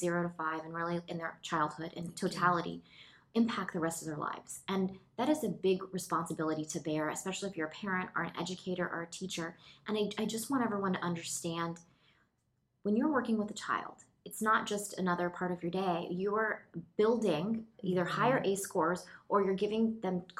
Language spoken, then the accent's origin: English; the South, United States; I'm from the South